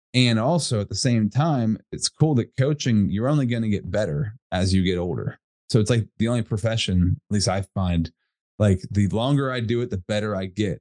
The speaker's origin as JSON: {"language": "English", "town": "Altoona", "region": "Pennsylvania", "country": "United States", "said": "I'm from Altoona, Pennsylvania, central PA"}